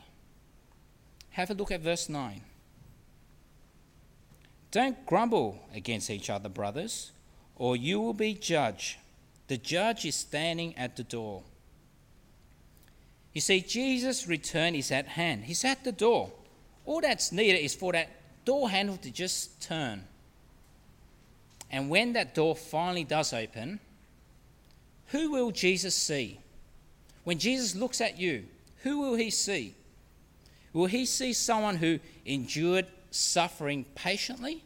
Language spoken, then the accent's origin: English; Australia; being Australian